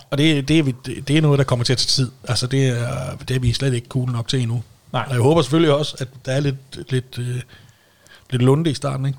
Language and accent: Danish; Denmark; hvis du bor i Stævning, hvor jeg voksede op